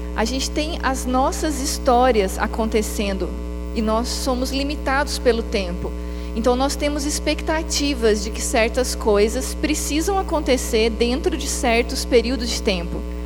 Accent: Maringá, Paraná, Brazil; moved away as an adult; now in Belo Horizonte, Brazil; Eu sou de Maringá, no Paraná.

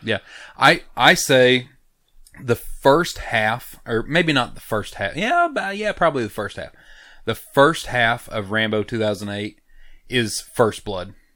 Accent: United States; I'm American

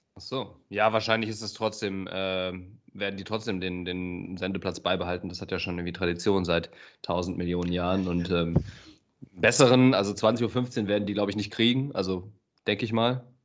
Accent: Aachen, North Rhine-Westphalia, Germany; als Aachener, ne, als Öscher

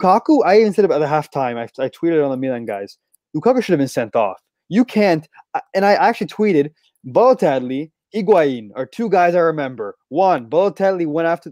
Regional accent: Canada; We're Canadian

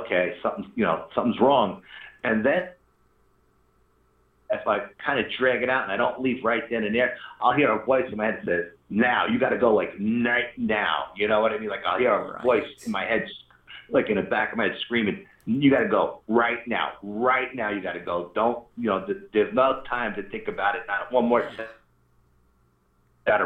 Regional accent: New York, United States; we're from New York

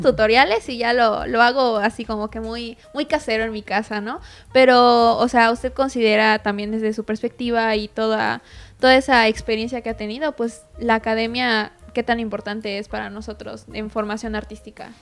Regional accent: Yucatán, Mexico; nosotros como artistas yucatecos

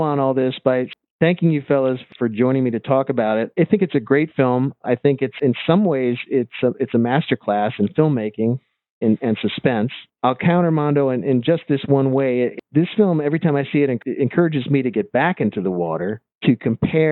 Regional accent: Detroit, Michigan, United States; my hometown, Detroit

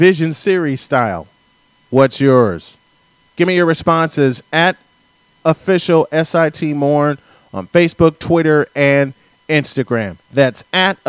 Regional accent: Chicago, Illinois, United States; my hometown of Chicago

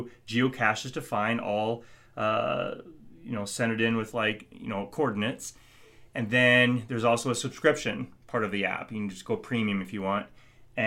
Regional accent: Iowa, United States; moved away as an adult; now in Nebraska, United States; I'm from Iowa.

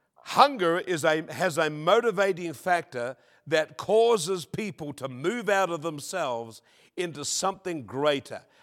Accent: New Zealand; born or raised there; now in Australia

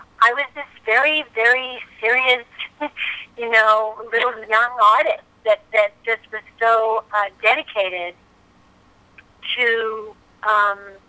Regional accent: New York City, New York, United States; I am a New York girl. I was born in Manhattan, grew up there

